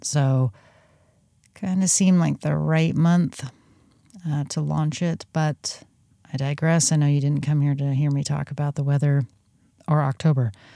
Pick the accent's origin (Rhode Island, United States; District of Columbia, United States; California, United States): California, United States; Southern; now in Pacific Northwest, United States; as a Southern Californian, uh, born and raised